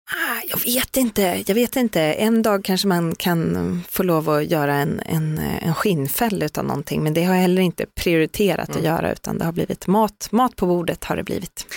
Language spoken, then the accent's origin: Swedish; Skövde, Västra Götaland, Sweden; Jag är från Skövde